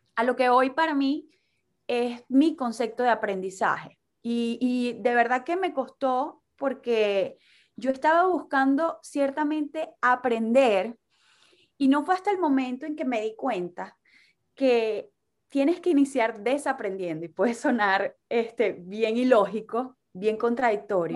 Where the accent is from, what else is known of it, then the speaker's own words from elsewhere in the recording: Maracaibo, Zulia, Venezuela; now in Miami, United States; de Maracaibo, Venezuela. Vivo en Miami